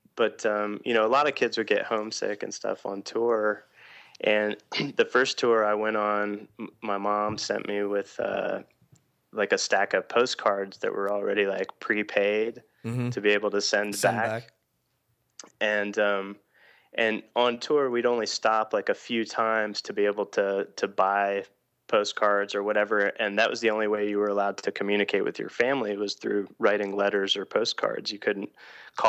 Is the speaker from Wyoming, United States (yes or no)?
no; Atlanta, Georgia, United States; I grew up in Atlanta, Georgia